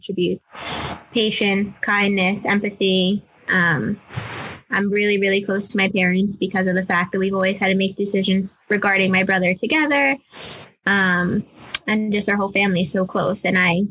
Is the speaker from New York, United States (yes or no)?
yes; Long Island, New York, United States; I am from Long Island, New York